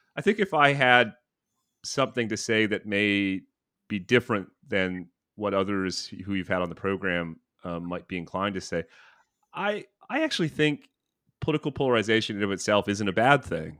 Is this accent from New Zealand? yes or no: no; Thunder Bay, Ontario, Canada; also born or lived in Toronto / Ottawa / Vancouver; now in New York City, United States; I'm from Thunder Bay.